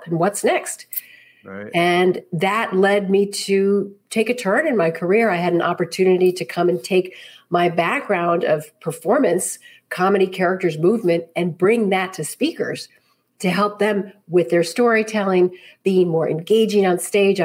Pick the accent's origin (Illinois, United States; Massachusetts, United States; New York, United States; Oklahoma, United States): New York, United States; New York City; I was born and bred right here in the city.